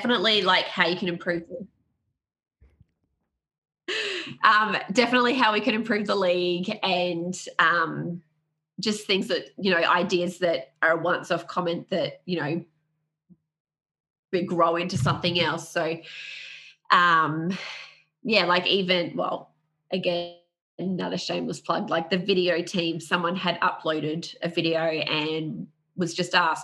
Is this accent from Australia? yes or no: yes; Australia; I'm from Australia